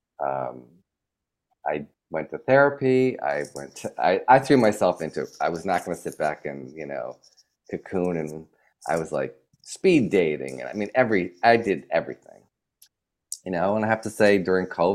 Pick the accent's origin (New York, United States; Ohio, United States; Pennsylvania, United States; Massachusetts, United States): New York, United States; moved away as an adult; now in Los Angeles, United States; I always felt as a New Yorker